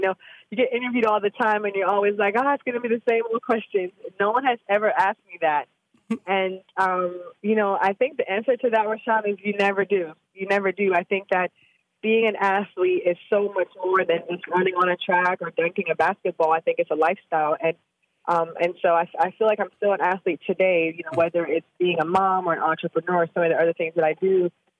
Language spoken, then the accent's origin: English; Jamaica; in Kingston, Jamaica. I'm from Jamaica, like you mentioned at the top of the show.